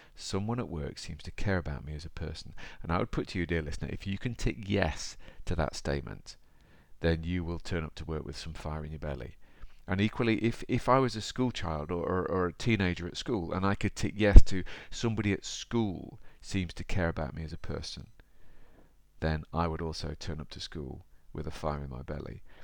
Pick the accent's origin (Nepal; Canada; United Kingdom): United Kingdom; Derby, East Midlands; I'm from Derby